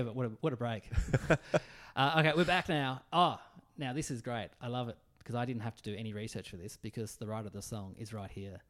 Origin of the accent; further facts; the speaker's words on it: Tasmania, Australia; So I'm from Tassie.